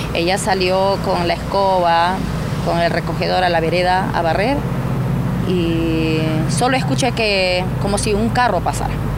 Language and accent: Spanish; Tamshiyacu, Loreto, Peru; ahí en ese lugar donde yo nací, crecí